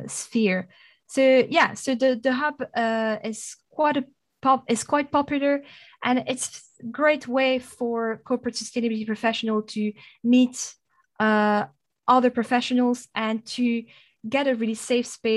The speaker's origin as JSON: {"language": "English", "town": "Namur", "region": "Wallonia", "country": "Belgium", "accent": "French", "second_language": "English", "moved": "as an adult", "lives_now": "United Kingdom", "said": "I've got a French accent and a Dutch name. So you can probably deduce I'm Belgian. I'm from Namur originally"}